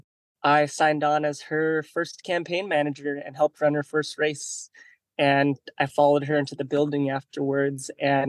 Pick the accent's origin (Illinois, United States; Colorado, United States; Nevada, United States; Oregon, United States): Oregon, United States; Estacada; I grew up out in what I consider quasi-rural Oregon. I grew up around Estacada, and so I was close enough to the metro to still make it into town and whatnot. But I grew up out there with a third-generation Chinese-American father